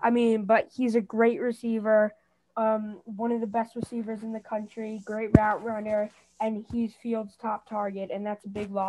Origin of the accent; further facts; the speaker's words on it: Maryland, United States; my home state of Maryland